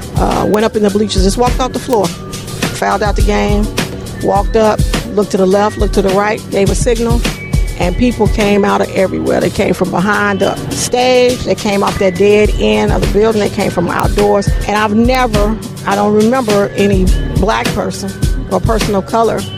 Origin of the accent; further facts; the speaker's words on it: Chicago, Illinois, United States; I'm from Inglewood, born and raised